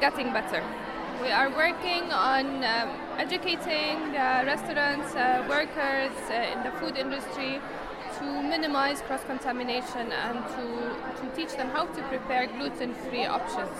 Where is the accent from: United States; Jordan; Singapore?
Jordan; I come from Jordan, the Middle East.